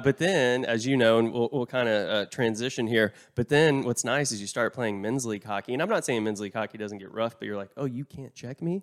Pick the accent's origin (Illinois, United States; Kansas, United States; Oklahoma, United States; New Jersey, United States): Oklahoma, United States; I'm from Oklahoma